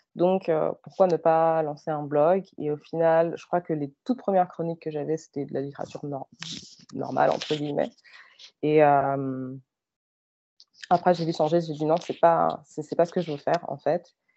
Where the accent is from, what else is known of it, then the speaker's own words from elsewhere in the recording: France; moved away as an adult; now in Canada; je suis née et j'ai grandi en France